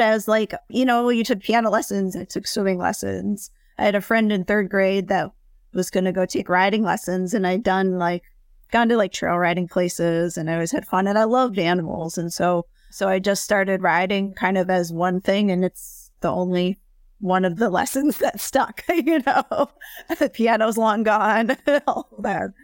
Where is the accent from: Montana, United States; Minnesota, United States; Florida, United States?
Minnesota, United States; Minneapolis; also born or lived in Chapel Hill, North Carolina; I'm from Minneapolis originally